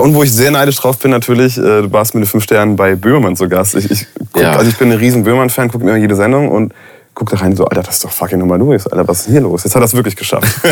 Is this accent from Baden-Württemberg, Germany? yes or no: no; Rhineland-Palatinate, Germany; bei uns in der Pfalz